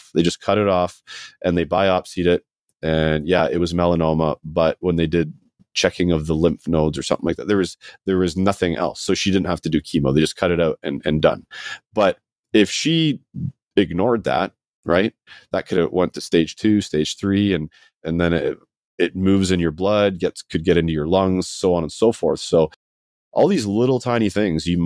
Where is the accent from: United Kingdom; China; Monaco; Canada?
United Kingdom; Scotland; I was born in Scotland.